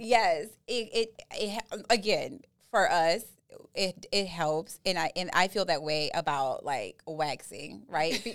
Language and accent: English; New Orleans, Louisiana, United States; I'm from Southeast Louisiana by n, way of New Orleans